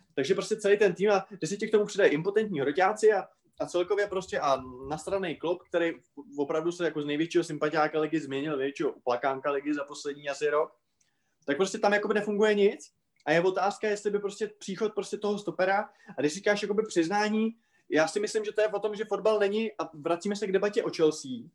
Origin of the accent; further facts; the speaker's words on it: Moravia, Czechia; u nás na Moravě